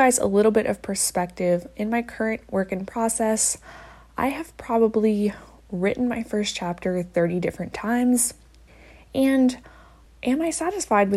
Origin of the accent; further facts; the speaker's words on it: Midwest, United States; I'm from the Midwest